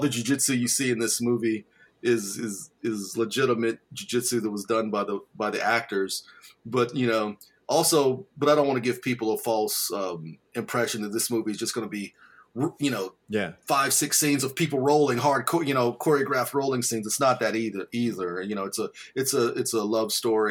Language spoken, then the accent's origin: English; Houston, Texas, United States; I'm from Houston